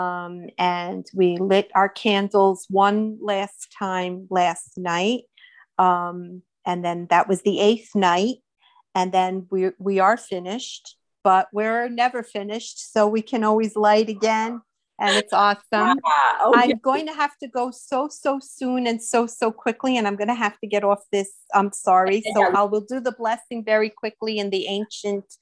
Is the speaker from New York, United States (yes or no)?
yes; upstate New York, United States; I'm from New York, upstate New York